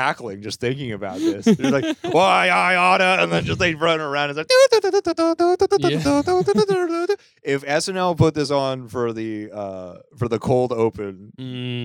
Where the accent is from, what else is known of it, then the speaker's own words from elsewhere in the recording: Rhode Island, United States; also born or lived in Boston; now in New York, United States; I'm from Rhode Island